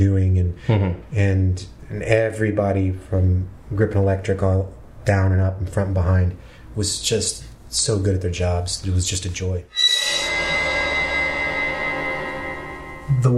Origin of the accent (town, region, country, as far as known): Marietta, Georgia, United States; born or raised there; now in Los Angeles, United States